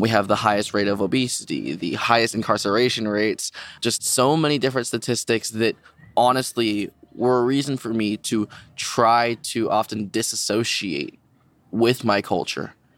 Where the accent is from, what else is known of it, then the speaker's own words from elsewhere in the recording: Honolulu, Hawaii, United States; moved away as an adult; am born and raised in Honolulu, Hawaii